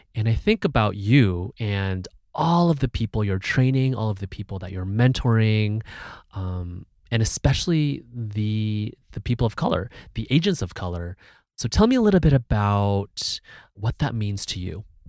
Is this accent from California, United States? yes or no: yes; Bay Area, California, United States; was also born in the Bay Area, born and raised in the Bay Area